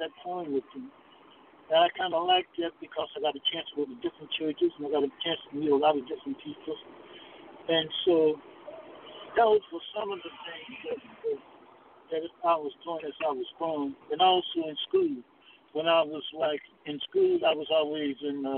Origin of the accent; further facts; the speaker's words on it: Alabama, United States; I grew up in the South, in Alabama.